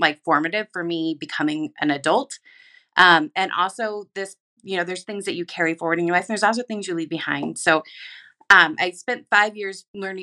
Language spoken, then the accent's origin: English; Pacific Northwest, United States; moved away; I'm from the Pacific Northwest.